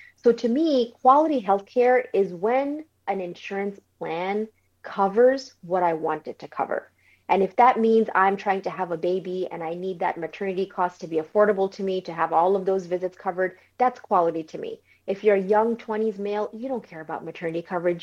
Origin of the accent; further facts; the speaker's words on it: New York City, New York, United States; moved away as an adult; also born or lived in Bangladesh; now in Florida, United States; I originally grew up in New York City